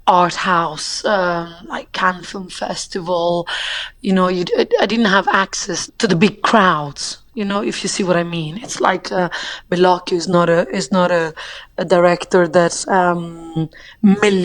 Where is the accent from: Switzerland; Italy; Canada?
Italy; Rome, Lazio; also born or lived in United Kingdom; now in France; I grew up in Italy